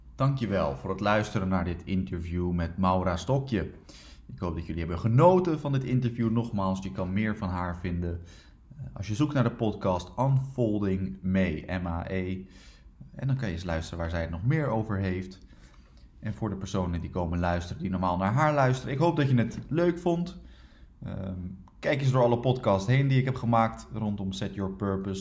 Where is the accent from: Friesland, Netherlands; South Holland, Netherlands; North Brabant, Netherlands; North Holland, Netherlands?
South Holland, Netherlands; Rotterdam